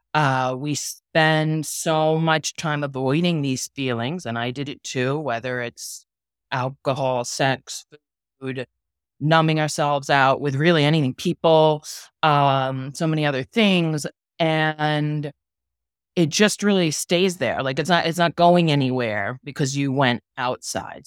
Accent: New York City, New York, United States; now in Miami, United States; I'm from New York City. I live in Miami now

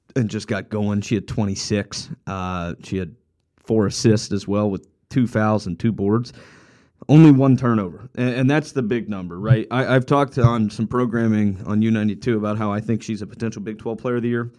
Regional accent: Columbus, Ohio, United States; growing up in Columbus

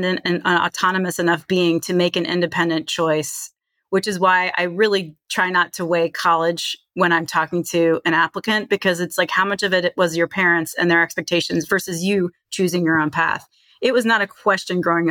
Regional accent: Charlottesville, Virginia, United States; moved away as an adult; also born or lived in Manhattan, New York / St. Louis, Missouri; now in Chicago, United States; So I grew up in Charlottesville, spent most of my time in Charlottesville, despite spending a few years in Manhattan, a few years in St. Louis. I consider myself from Charlottesville, Virginia

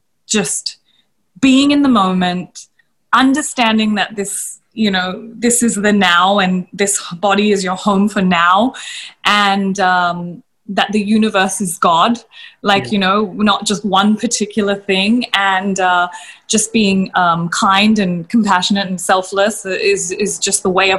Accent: Australia; moved away as an adult; now in India; when I was in Australia, I didn't really maybe acknowledge the fact that I was Indian so much because I was raised in such a Western community

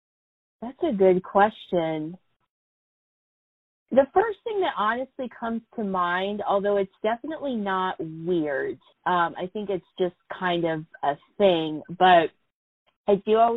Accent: Columbia, Missouri, United States; moved away as an adult; now in Kansas City, United States; born and raised in Columbia, but I needed something bigger. So came to Kansas City

